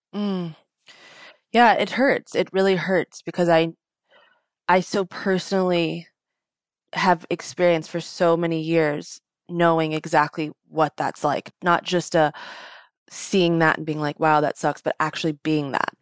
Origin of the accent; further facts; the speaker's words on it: United States; I was born in America